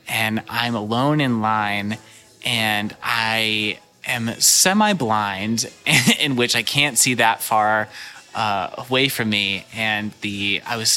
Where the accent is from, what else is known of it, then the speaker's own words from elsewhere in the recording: St. Louis, Missouri, United States; also born or lived in Walnut Hills, Cincinnati, Ohio; now in Cincinnati, United States; I grew up in St. Louis, so I'm very familiar with Schlafly and all of those really wonderful breweries, but I don't get to go there very much because I don't live there anymore.